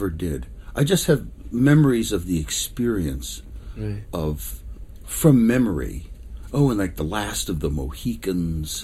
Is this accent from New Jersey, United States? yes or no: no; Alexandria, Virginia, United States; also born or lived in Manhattan, New York / Long Island, New York; I grew up in Alexandria, Virginia, about 15 miles from Washington, D.C. Moved there when we were 3 from New York